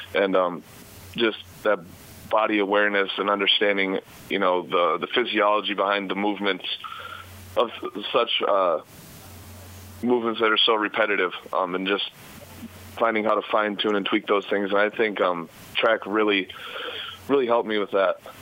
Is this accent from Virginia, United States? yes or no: no; Minnesota, United States; It's only about two and a half hours away from my my hometown in Minnesota